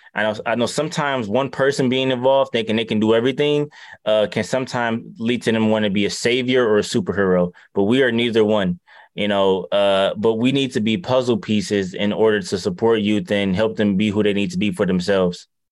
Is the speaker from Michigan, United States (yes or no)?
yes; Detroit, Michigan, United States; I'm from Detroit